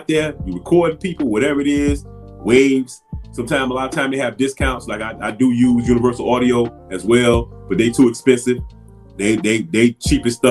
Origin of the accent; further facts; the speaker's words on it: Miami, Florida, United States; moved away as an adult; growing up in Miami